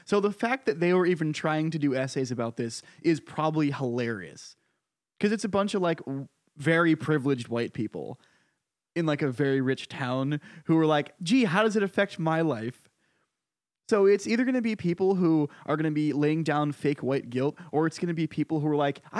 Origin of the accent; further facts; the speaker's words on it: Connecticut, United States; Oh, my home state.